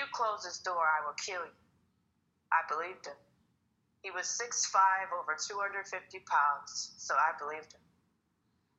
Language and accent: English; Minneapolis, Minnesota, United States; now in Arizona, United States; I am originally from Minneapolis, Minnesota, but I've lived in Arizona for about 14 years.